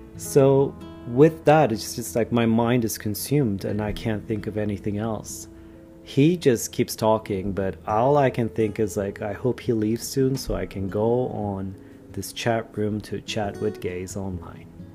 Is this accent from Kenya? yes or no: no; Istanbul, Turkey; Ataköy, which is the place that I'm from